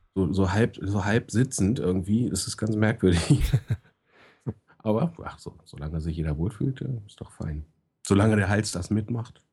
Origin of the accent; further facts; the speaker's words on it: Hanover, Lower Saxony, Germany; ich als Hannoveraner